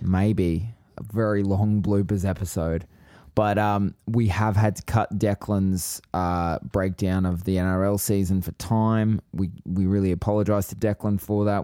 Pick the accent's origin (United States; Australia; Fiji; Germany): Australia; Queensland; I'm from Queensland